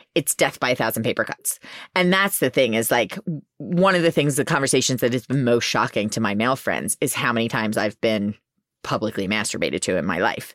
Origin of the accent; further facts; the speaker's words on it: Philadelphia, Pennsylvania, United States; I didn't think I was well-spoken enough 'cause I'm from Philly